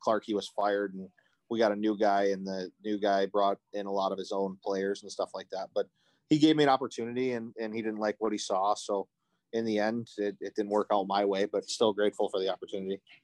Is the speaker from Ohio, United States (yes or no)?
no; Macomb Township, Michigan, United States; I grew up in Macomb